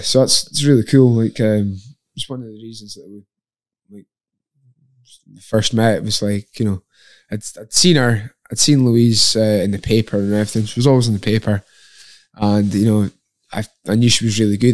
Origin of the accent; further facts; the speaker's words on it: Lossiemouth, Scotland, United Kingdom; also born or lived in Inverness; when I was eight years old, I moved from Inverness to Lossiemouth.